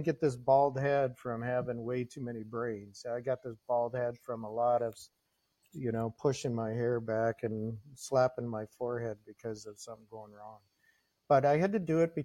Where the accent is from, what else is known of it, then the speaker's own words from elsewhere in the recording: Minnesota, United States; also born or lived in Green Bay, Wisconsin; now in Wisconsin, United States; I grew up in Minnesota, so you know my conflict. I live outside of Green Bay now